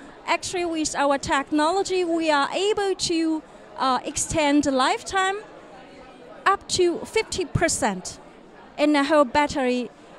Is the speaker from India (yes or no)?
no; South Germany, Germany; English is a second language; also born or lived in China; I come from South Germany.